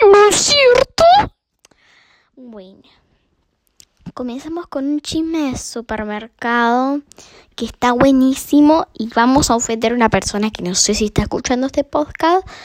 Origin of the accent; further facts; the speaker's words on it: Uruguay; que a mí nunca me pasó porque, bueno, soy uruguaya.